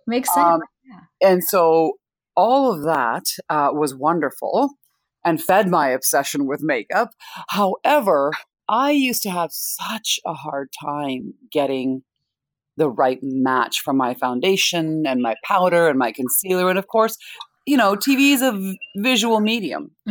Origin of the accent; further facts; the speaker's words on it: Winnipeg, Manitoba, Canada; also born or lived in India; I was born in India, I was raised in Canada